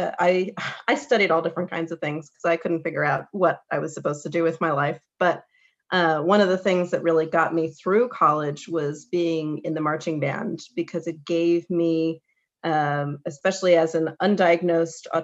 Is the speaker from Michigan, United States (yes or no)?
yes; Michigan, United States; moved away as an adult; also born or lived in New York City; I grew up in the Midwest, in mid-Michigan, you know, very small town